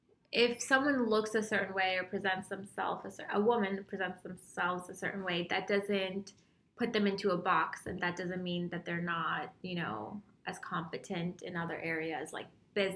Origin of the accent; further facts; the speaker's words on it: Utah, United States; I'm from Utah.